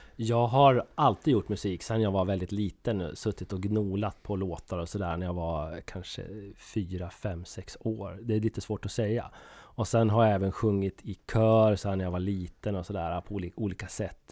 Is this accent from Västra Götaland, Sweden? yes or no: no; Söderbärke, Dalarna County, Sweden; also born or lived in Fagersta, Västmanland; now in Gävle, Sweden; Jag, jag kommer från Dalarna, södra Dalarna, ett litet, en liten ort som heter Söderberke